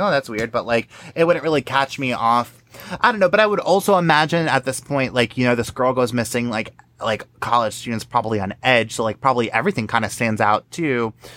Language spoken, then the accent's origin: English; New York, United States; I'm from New York